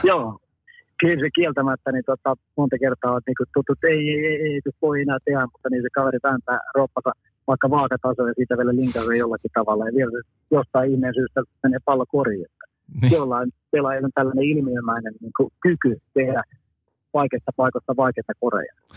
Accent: Finland; ollaan Suomesta

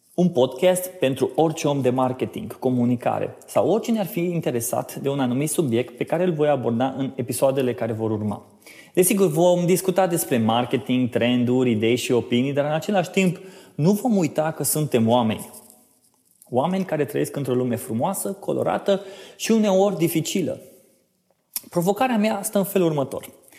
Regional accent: Oradea, Bihor County, Romania; now in Cluj-Napoca, Romania; sunt din Oradea, mutat în Cluj-Napoca pe sfert maghiar

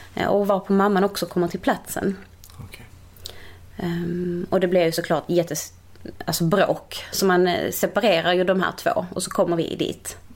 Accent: Malmö, Skåne, Sweden; also born or lived in Portugal; Holma i Malmö

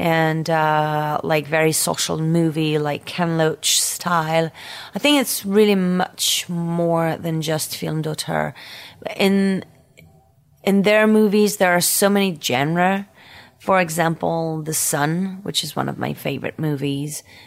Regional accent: Paris, Île-de-France, France; accent: French Parisian; English is a second language; my French Parisian accent.

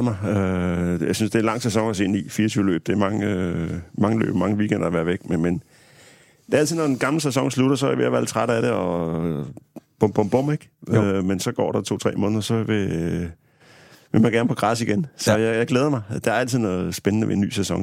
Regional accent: Harslev, Zealand, Denmark; mine forældre har haft et øh, autoværksted hjemme i Harslev på Sydsjælland

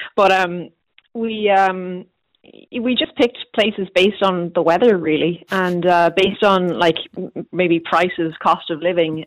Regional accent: Galway, Connacht, Ireland; I'm from Galway

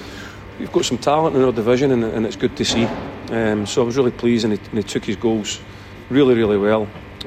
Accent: Scotland, United Kingdom; I'm Scottish

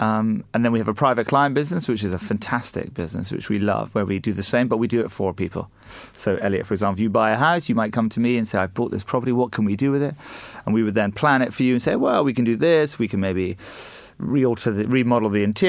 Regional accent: Scotland, United Kingdom; also born or lived in United States / Asia; We grew up in Scotland originally, which you and I discussed earlier. Then we spent some time in the US and then a little bit of time in Asia.

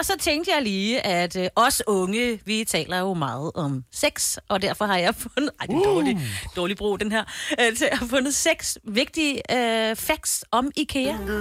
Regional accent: Denmark; jeg er jo fra Jylland mest

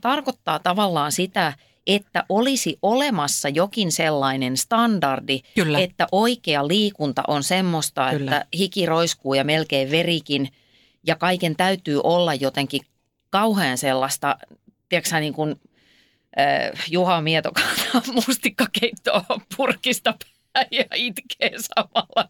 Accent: Ypäjä, Tavastia Proper, Finland; mähän olen kotoisin siis Ypäjältä, joka on Suomen virallinen hevospitäjä

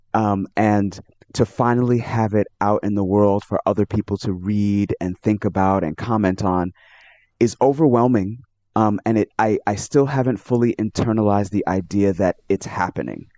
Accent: New York City, New York, United States; I was born and raised in New York City in the United States.

